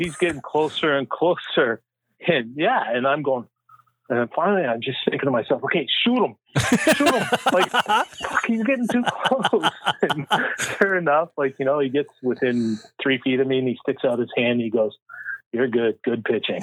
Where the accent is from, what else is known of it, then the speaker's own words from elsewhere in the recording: Canada; I'm the only one from Canada